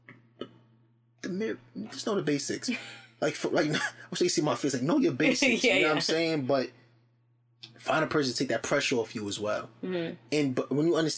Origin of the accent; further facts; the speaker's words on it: Jersey City, New Jersey, United States; moved away as an adult; also born or lived in Alabama; I'm from Jersey City, born and raised